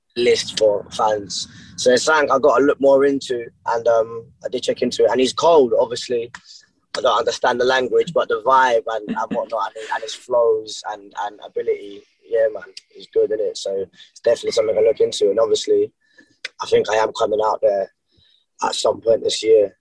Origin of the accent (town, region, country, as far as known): Brighton, South East England, United Kingdom; born or raised there